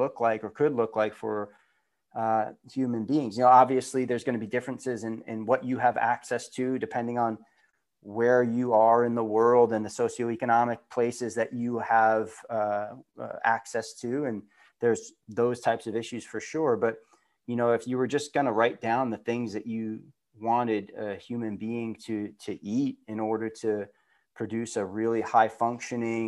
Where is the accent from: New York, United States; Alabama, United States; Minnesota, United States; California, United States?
New York, United States; Long Island; also born or lived in Florida; I was born in Florida. I was very young when I moved to Long Island.